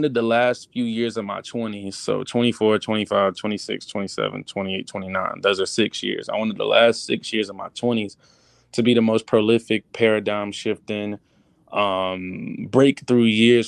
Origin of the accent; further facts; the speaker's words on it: Georgia, United States; moved away as an adult; now in Los Angeles, United States; from Georgia